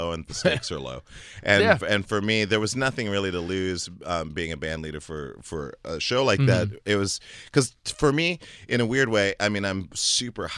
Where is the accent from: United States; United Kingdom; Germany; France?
Germany; moved away; I was born in Germany.